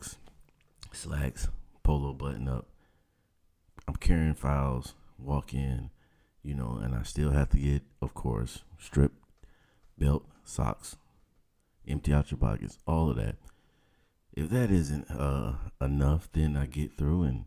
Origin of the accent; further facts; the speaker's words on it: the South, United States; I'm from the South, man. That's how we talk. 404